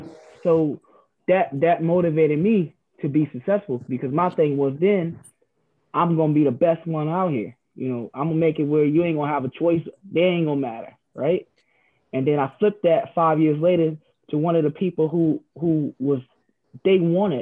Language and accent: English; Savannah, Georgia, United States; now in Cincinnati, United States; It was cool, man. I loved it. Of course, better weather than Cincinnati, but a little different. You know, Savannah is, you know, a little, you know, smaller than Cincinnati.